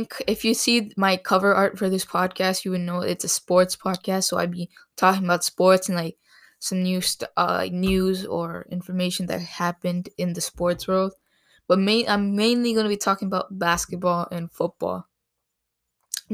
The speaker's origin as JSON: {"language": "English", "town": "Toronto", "region": "Ontario", "country": "Canada", "said": "I'm from Canada. Specifically Ontario, Canada."}